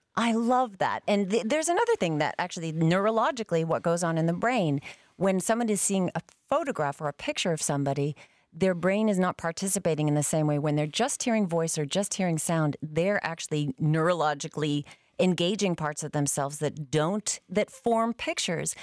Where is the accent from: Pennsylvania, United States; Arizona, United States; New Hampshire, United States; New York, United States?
New Hampshire, United States; Concord; moved away; I grew up in Concord, New Hampshire